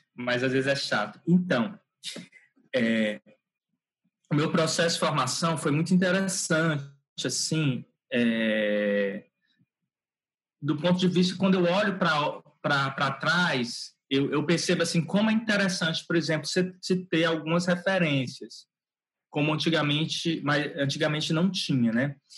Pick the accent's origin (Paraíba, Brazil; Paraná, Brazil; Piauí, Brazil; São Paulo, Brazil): Piauí, Brazil; Teresina; Eu nasci em Teresina, é, no Piauí. Moro aqui, trabalho aqui, né? Praticamente toda a minha vida eu eu eu nasci aqui.